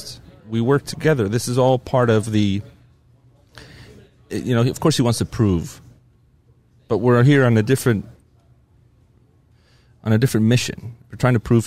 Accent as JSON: {"language": "English", "country": "United States", "said": "I'm an American team, an American guy"}